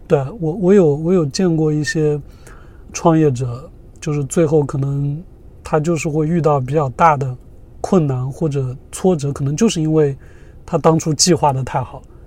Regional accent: Zhejiang, China; moved away as an adult; also born or lived in San Diego, United States; 我也是浙江人嘛

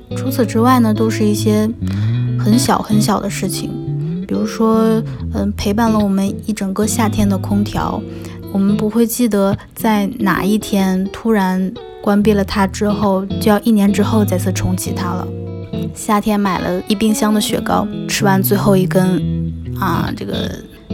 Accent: Northeast China, China; 我小时候生活在东北

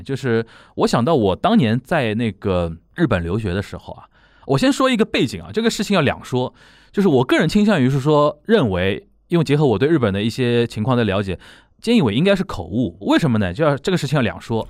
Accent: Shanghai, China; 我们上海人就叫甲板气啊

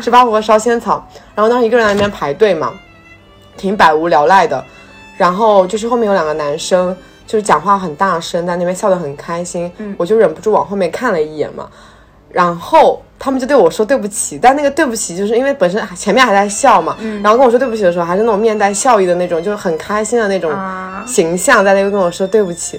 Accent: southern China, China; 我作为南方人

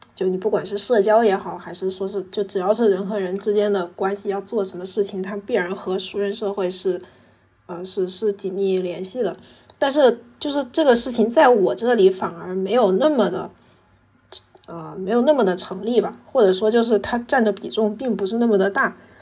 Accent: Nanjing, Jiangsu, China; 我是江苏人，但是我，哦，我是，我是南京人，但是我不是江苏人

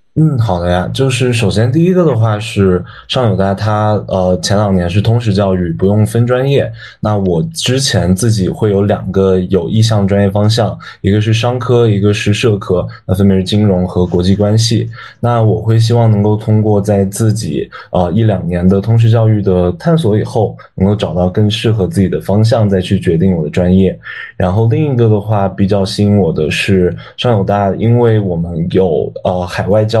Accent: Dali, Yunnan, China; moved away as an adult; also born or lived in Guiyang; now in Shanghai, China; 我之前是从小到大一直都在大理长大，就我家其实是贵阳的，然后小的时候搬到了大理，然后在大理长大，高中的时候去澳大利亚上过高中，然后后来又回国，就一直都待在大理，就基本没有离开过

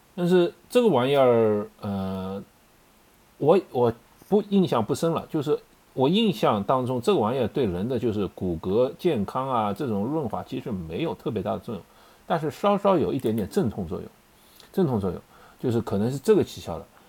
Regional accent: China; 我们中国人的食谱

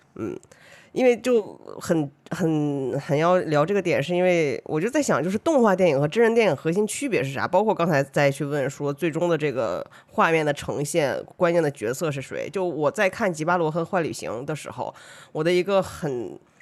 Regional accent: Northeast China, China; 我是一个东北人

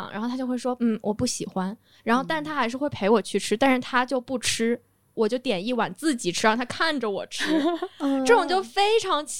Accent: Shanghai, China; 我很小的时候就来上海了，但我其实不是上海人。

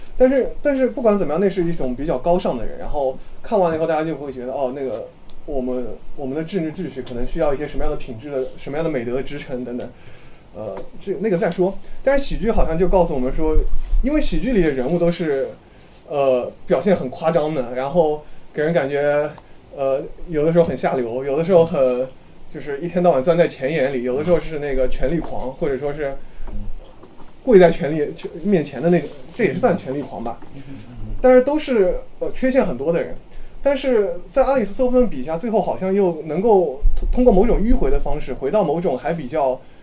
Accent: China; 我们中国人是爱好和平的民族

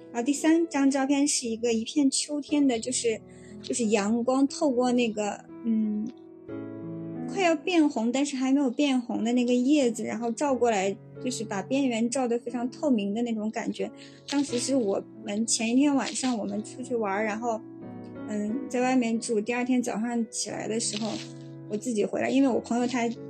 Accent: northern China, China; 作为一个北方人对于海的执念

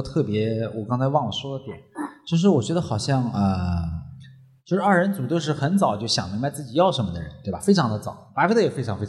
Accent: China; 我常想一个问题：为什么我们中国人很难做减法？

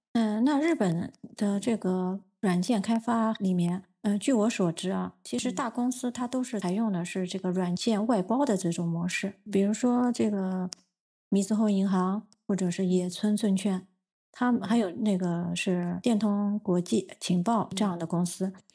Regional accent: China; also born or lived in Tokyo, Japan; now in Japan; 因为我们中国人有汉字

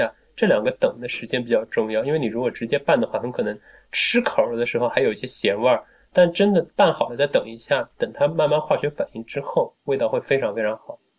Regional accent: Wuxi, Jiangsu, China; 我们无锡至少在我们家乡那一带

